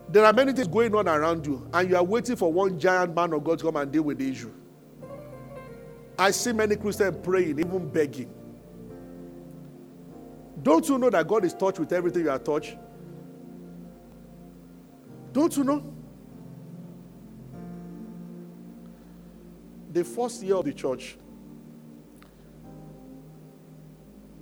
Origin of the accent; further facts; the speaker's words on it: Abeokuta, Ogun State, Nigeria; moved away as an adult; also born or lived in Lagos; I grew up in Abeokuta